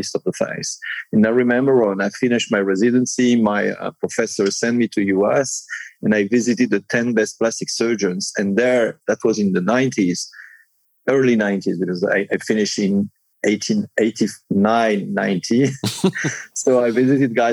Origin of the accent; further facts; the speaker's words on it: Monaco; also born or lived in Nice, France / Cannes, France; I was born in Monaco